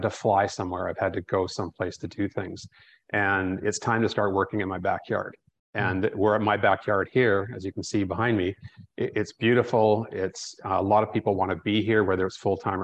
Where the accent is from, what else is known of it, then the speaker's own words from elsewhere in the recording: Canada; moved away as an adult; now in Costa Rica; being a Canadian